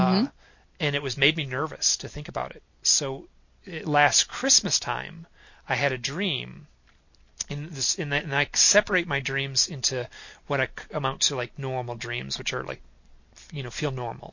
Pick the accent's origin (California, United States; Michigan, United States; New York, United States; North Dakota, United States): Michigan, United States; I grew up in Michigan, so total suburbs